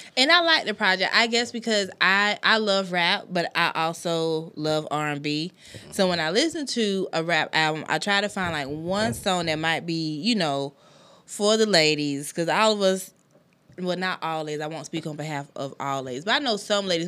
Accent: Anderson, South Carolina, United States; moved away as an adult; also born or lived in Florida; now in Greenville, United States; I'm originally from Anderson. And then when I came up here to Greenville

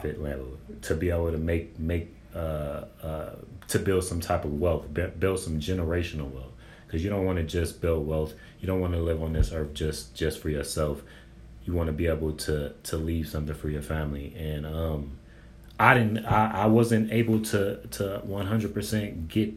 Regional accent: San Bernardino, California, United States; I'm from San Bernardino, California

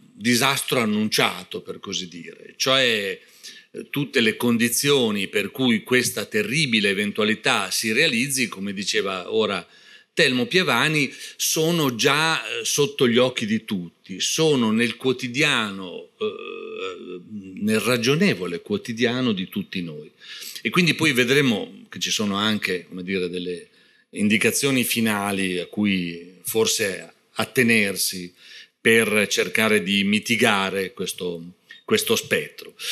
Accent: Parma, Emilia-Romagna, Italy; io sono di Parma

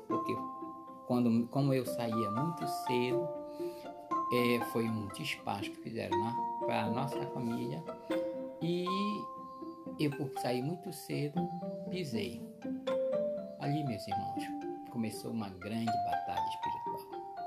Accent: Guamá, Pará, Brazil; morei muito tempo no Guamá.

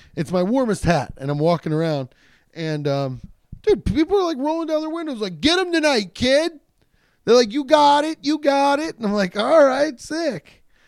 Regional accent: Cincinnati, Ohio, United States; I'm from Cincinnati

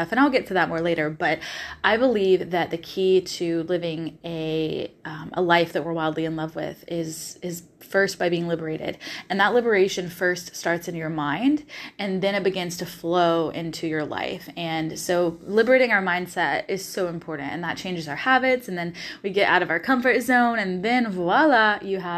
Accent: the South, United States; You're going to hear me say y'all a lot because I'm from the South originally, so y'all just sticks in my vocabulary and I love it.

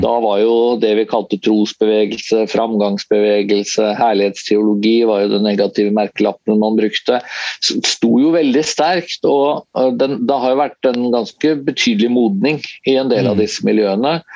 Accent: Tønsberg, Vestfold, Norway; moved away as an adult; jeg er fra Tønsberg, sånn uh, opprinnelig i Vestfold, men har jo ikke bodd der siden jeg var ferdig på, på videregående

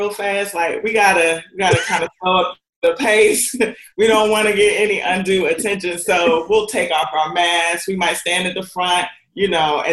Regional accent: Washington, District of Columbia, United States; also born or lived in Indiana; now in Tennessee, United States; I'm from Washington, D.C.

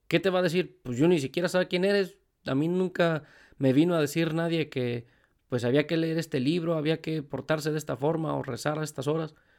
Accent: Mexico; moved away; yo por ejemplo que vengo de México

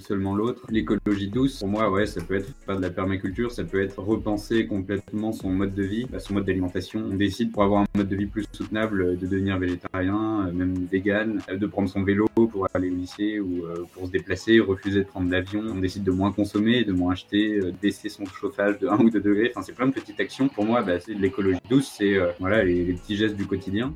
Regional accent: Brittany, France; moved away as an adult; now in Nancy, France; ma région d'origine en Bretagne

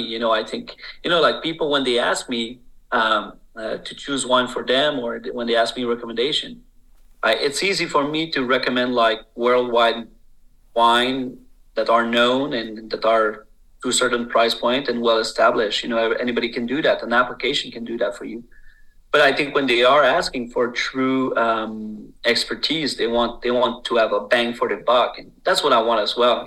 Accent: Quebec, Canada

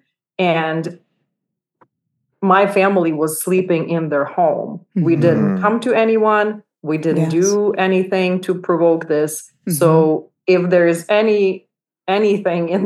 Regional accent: Uzhhorod, Zakarpattia Oblast, Ukraine; also born or lived in Kyiv; now in New York, United States; I went to our hometown, Uzhgorod, to spend time with my family

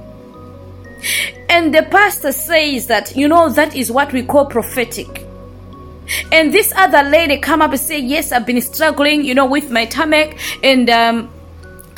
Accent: Malawi; I was born in Malawi, grew up in Malawi

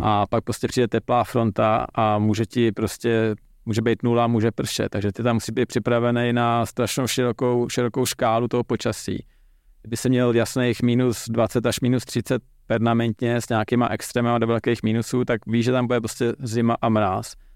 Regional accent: Czechia; jako Čech

